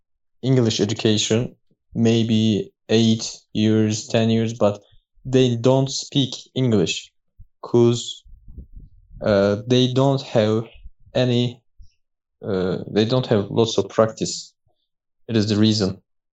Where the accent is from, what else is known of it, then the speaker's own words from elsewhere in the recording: Turkey; English is a second language; I'm from Turkey. I'm living in Denizli.